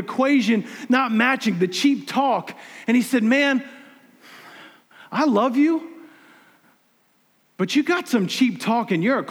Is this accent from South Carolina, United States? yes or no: yes; South Carolina, United States; I'm from South Carolina. Look, don't get me wrong. I love South Carolina, man.